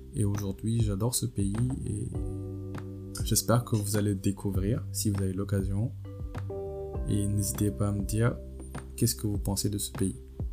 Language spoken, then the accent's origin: French; Senegal; now in France; mon pays d'origine, le Sénégal et la France où je vis